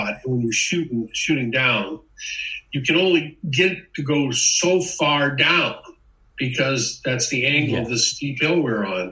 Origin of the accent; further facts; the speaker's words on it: United States; I'm an American